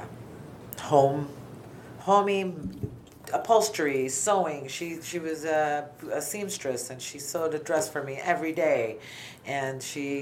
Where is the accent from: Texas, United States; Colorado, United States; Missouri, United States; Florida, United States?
Florida, United States; Miami; also born or lived in New York City, New York; now in North Port, United States; at 10 months old, we moved to Miami, and I lived in Miami, Florida, till 2005